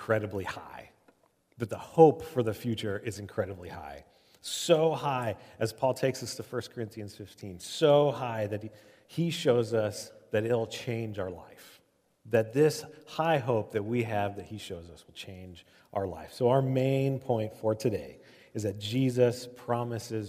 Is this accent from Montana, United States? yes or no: no; Omaha, Nebraska, United States; I grew up in Omaha.